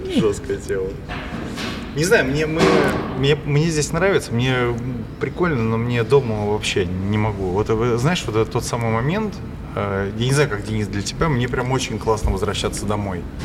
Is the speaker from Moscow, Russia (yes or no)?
no; Pushkin, Saint Petersburg, Russia; я вообще из Питера, но я из Пушкина